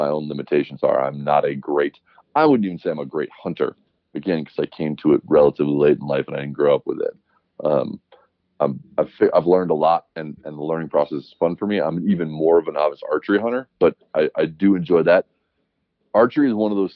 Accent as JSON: {"language": "English", "area": "Oahu", "region": "Hawaii", "country": "United States", "tie": "born or raised there", "also_born_or_lived": "Alaska / Montana", "moved": "yes", "lives_now": "Bozeman, United States", "said": "I grew up on Oahu where there's far less of a hunting culture"}